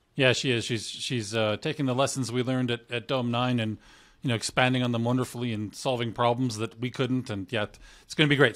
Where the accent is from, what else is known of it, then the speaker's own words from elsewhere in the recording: Canada; I'm Canadian